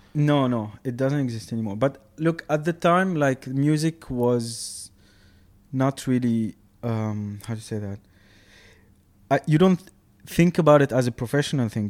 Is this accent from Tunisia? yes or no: yes; Tunisia; moved away as an adult; now in Dubai, United Arab Emirates; I grew up in Tunisia